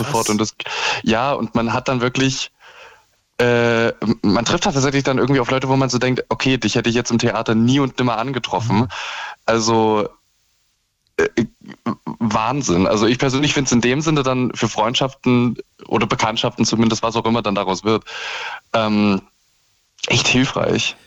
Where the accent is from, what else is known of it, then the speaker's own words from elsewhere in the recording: Saxony, Germany; also born or lived in Osnabrück; now in Leipzig, Germany; ich bin jetzt in Leipzig nicht aufgewachsen, aber halt in, äh, äh, in Sachsen